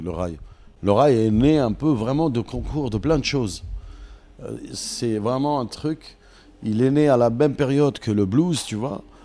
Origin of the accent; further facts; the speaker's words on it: Paris, Île-de-France, France; also born or lived in Algeria; je suis parisien